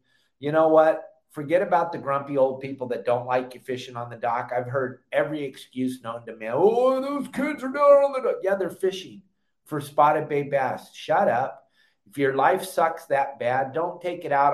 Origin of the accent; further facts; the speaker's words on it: Southern California, United States; back in the day growing up in Southern California